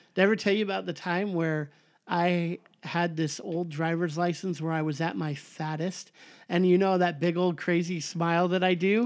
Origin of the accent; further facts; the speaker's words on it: Southern California, United States; I'm from Southern California, I say the before the freeway